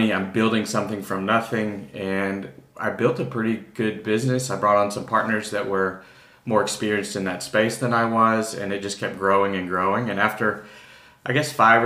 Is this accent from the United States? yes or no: yes; Texas, United States; also born or lived in New York; now in Austin, United States; I'm originally from Texas. I was in New York for most of the past 20 years